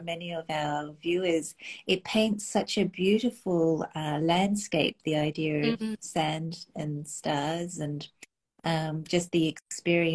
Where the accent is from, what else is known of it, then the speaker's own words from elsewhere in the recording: Australia; growing up in Australia, where the skies are pretty unpolluted